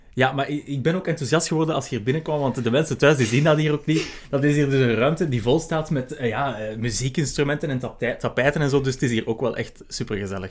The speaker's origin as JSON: {"language": "Dutch", "country": "Belgium", "said": "wij als Belgen"}